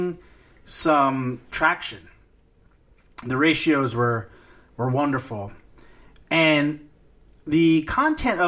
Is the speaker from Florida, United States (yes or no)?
no; Corpus Christi, Texas, United States; where I grew up in Corpus Christi, home of Salinas, the drive-bys were just a thing that existed